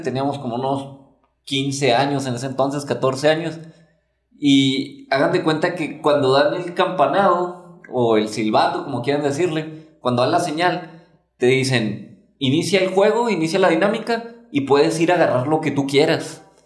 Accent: Mexico; en nuestra cultura de México

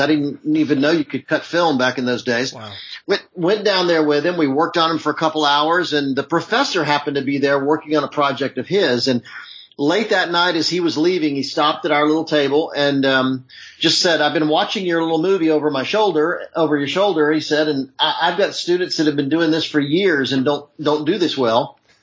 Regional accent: Charlotte, North Carolina, United States; also born or lived in Hollywood; now in Los Angeles, United States; I grew up in Charlotte, North Carolina.

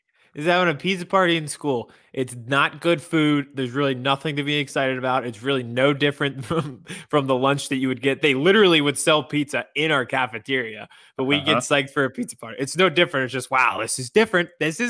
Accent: Harrisburg, Pennsylvania, United States; born or raised there

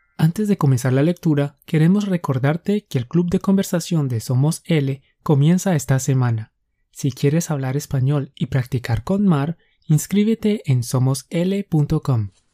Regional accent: Colombia; Somos dos profes colombianos

